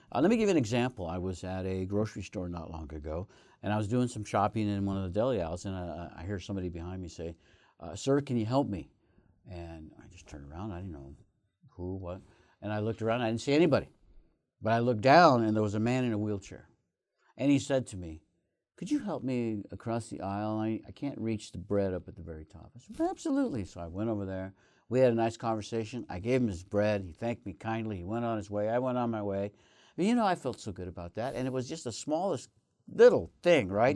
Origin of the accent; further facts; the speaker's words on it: Northeast Colorado, United States; moved away; my home state, home, uh, county of Northeast Colorado